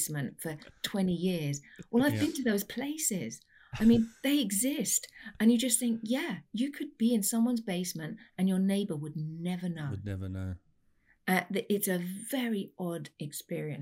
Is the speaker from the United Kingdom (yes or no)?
yes; London, United Kingdom; moved away as an adult; now in West Lafayette, Indiana, United States; I'm a Londoner through and through.